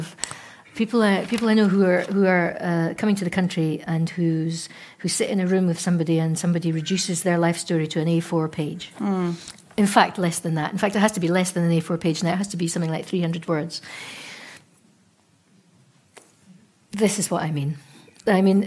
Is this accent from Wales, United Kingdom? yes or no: no; Scotland, United Kingdom; being Scottish